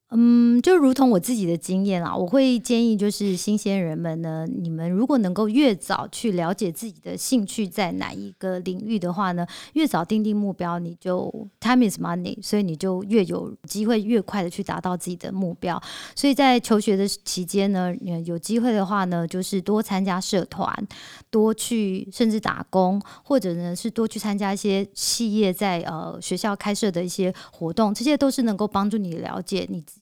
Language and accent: Chinese; Taiwan; 我们台湾人